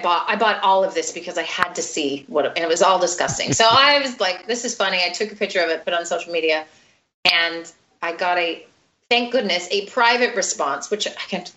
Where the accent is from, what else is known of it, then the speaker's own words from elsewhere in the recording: United States; now in Sweden; I feel like I'm an American.